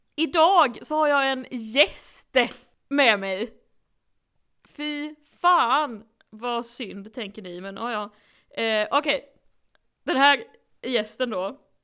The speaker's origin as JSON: {"language": "Swedish", "region": "Blekinge", "country": "Sweden", "accent": "Blekinge"}